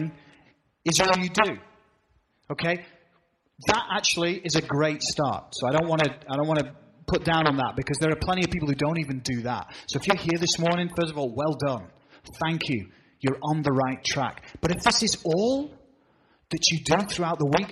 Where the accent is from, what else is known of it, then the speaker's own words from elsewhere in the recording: England, United Kingdom; now in New England, United States; I'm from Old England.